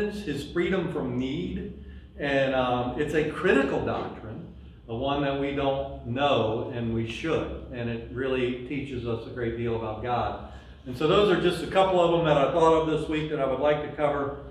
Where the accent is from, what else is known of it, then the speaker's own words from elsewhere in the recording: Louisiana, United States; we're from Louisiana